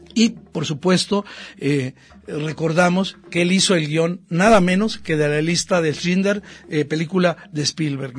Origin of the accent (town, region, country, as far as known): Mexico